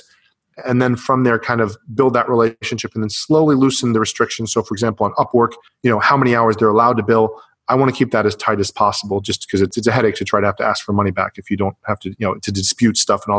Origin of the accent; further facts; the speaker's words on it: Canada; now in United States; I'm from the US, I live in the US, or actually I'm from Canada